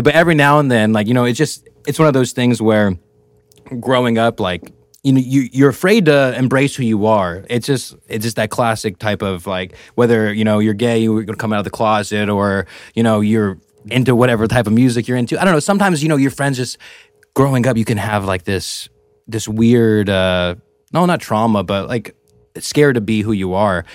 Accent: Merced, California, United States; I'm from Merced

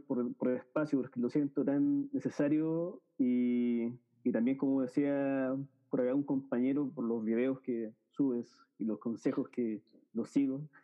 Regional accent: Chile; soy de Chile

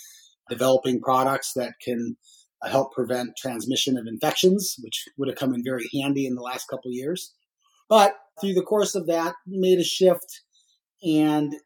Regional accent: Albuquerque, New Mexico, United States; moved away as an adult; Little town called Albuquerque, New Mexico

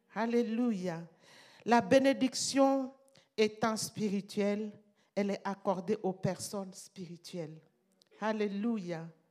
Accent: Burkina Faso; chez nous, au Burkina

